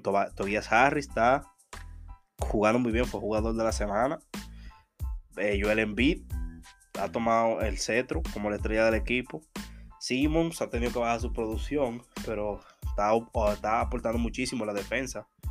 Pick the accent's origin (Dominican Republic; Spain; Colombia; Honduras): Dominican Republic; día de la Altagracia en mi país